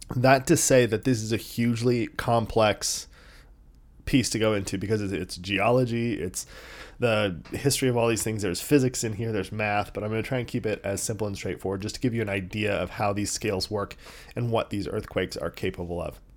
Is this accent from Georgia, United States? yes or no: no; San Diego, California, United States; I grew up in San Diego